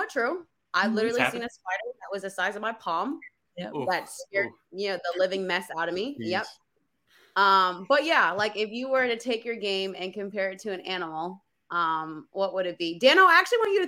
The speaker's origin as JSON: {"language": "English", "region": "New Jersey", "country": "United States", "said": "I'm from Jersey"}